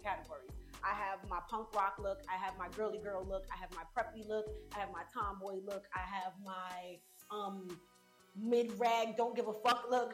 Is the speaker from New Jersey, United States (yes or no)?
no; New York, United States; also born or lived in Brooklyn, New York; I was born in Brooklyn, New York, and I moved to Queens when I was 9 or 10, and I'm from Southside Jamaica, Queens